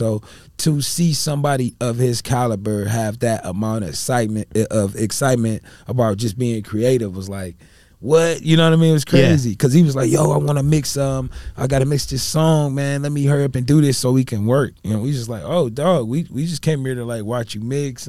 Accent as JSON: {"language": "English", "region": "Ohio", "country": "United States", "said": "y'all from Mass, I'm from Ohio."}